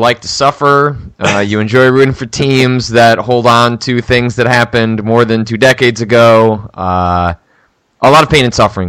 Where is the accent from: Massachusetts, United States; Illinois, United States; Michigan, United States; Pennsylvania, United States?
Illinois, United States; Chicago; also born or lived in Wisconsin; my parents had a lake house in Wisconsin, so I spent a lot of time in Wisconsin. I was technically born in Wisconsin, but I identify as Chicago.